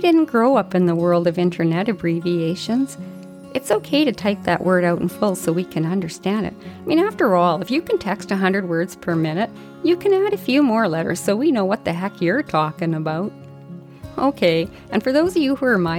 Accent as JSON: {"language": "English", "country": "Canada", "said": "I'm Canadian"}